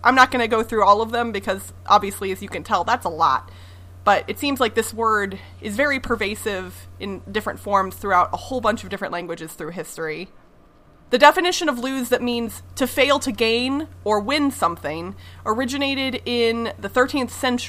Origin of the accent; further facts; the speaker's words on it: Midwest, United States; I grew up in the Midwest, so I feel like that should be in my blood to some extent, even though I grew up in the city, but I'll have to go back to my Missouri and Iowa roots